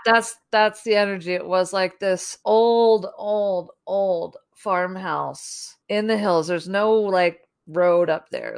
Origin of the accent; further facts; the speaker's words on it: New Jersey, United States; we're from the East Coast. I grew up in New Jersey